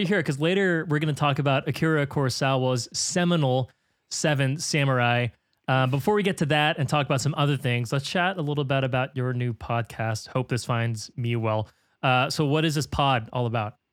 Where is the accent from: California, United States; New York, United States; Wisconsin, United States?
California, United States; San Francisco; I'm from San Francisco